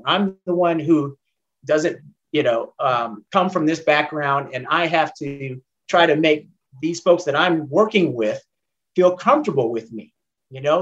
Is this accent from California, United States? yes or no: yes; San Jose and Oakland, California, United States; moved away as an adult; now in Atlanta, United States; i grew up primarily between san jose california and oakland california